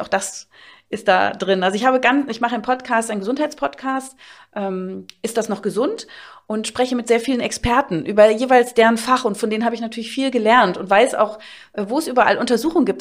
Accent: Berlin, Germany; bei uns in Berlin, ich bin aus Berlin natürlich

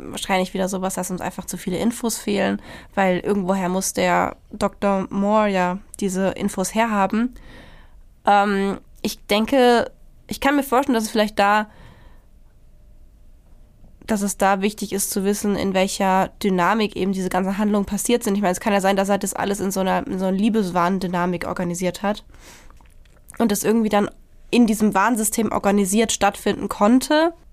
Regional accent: Germany

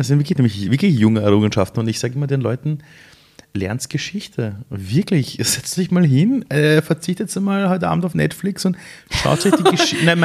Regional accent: Vienna, Austria; Sind wir in Simmering gemeinsam aufgewachsen, seit wir sechs Jahre alt sind

